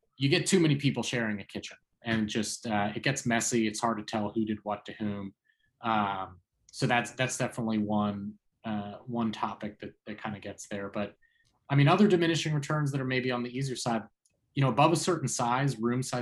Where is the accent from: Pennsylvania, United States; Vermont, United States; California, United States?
Pennsylvania, United States; Philadelphia; moved away; I'm from Philadelphia originally